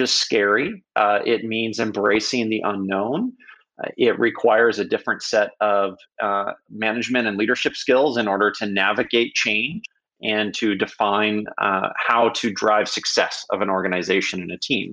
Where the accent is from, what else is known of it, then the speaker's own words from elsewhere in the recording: Silicon Valley, California, United States; I started my very young entrepreneurial career growing up in Silicon Valley